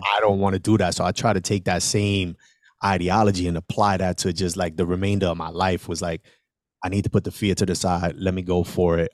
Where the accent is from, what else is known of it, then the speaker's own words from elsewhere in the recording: New York City, New York, United States; I am originally from the South Bronx. I was born and raised on a one hundred fifty-sixth Street